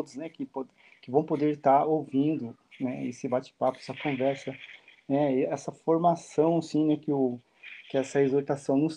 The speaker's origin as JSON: {"language": "Portuguese", "town": "São José dos Campos", "region": "São Paulo", "country": "Brazil", "tie": "born or raised there", "lives_now": "Campinas, Brazil", "said": "nós estamos morando em Campinas, mas nós somos natural de São José dos Campos, né?"}